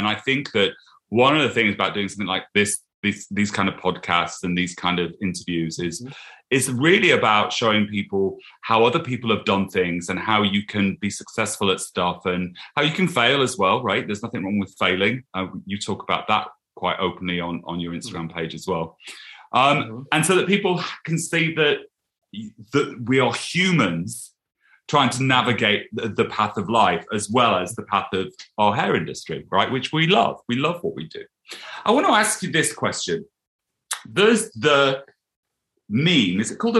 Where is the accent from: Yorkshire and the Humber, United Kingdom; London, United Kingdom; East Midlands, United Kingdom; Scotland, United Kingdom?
East Midlands, United Kingdom; The Lincolnshire fence. The Lincolnshire fence.